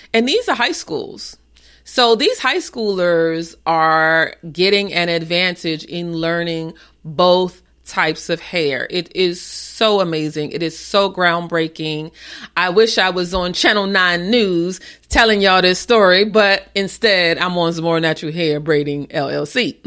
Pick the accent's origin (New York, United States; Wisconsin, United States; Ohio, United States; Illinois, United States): New York, United States; New York City; moved away; also born or lived in Maryland area / Tysons Corner, Virginia; I am from the Bronx and my family is in Co-op City